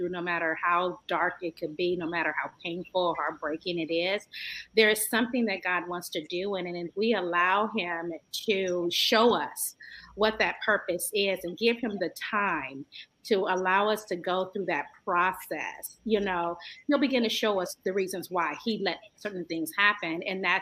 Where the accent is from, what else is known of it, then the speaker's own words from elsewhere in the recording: San Francisco, California, United States; I'm from the San Francisco Bay Area, beautiful Northern Cali. By way of San Francisco